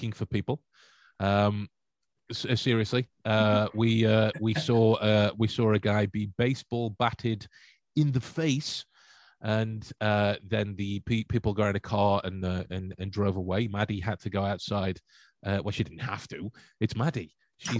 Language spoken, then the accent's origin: English; Stoke-on-Trent, West Midlands, United Kingdom; I'm from Stoke